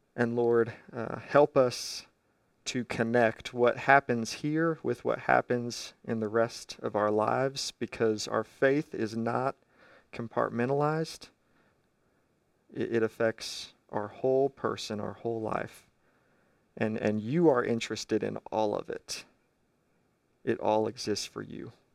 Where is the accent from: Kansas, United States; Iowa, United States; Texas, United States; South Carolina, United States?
Kansas, United States; I'm from Kansas